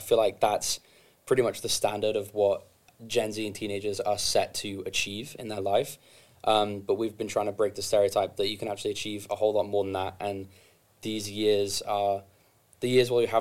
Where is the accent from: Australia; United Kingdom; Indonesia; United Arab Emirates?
United Kingdom; England; moved away; I'm from England